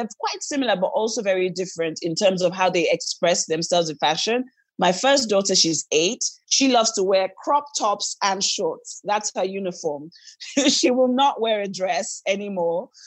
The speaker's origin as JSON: {"language": "English", "region": "Lagos", "country": "Nigeria", "tie": "born or raised there", "also_born_or_lived": "Bayelsa", "said": "I was born here, but I'm from Bayelsa, which is the south part of Nigeria, which is the Niger Delta."}